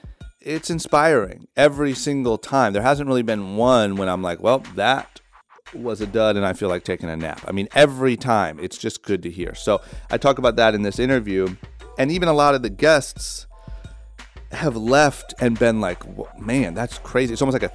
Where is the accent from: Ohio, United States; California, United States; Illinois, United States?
Ohio, United States; Growing up in Ohio, it's like you're almost taught to think that these people are superheroes, or you will never be one of them.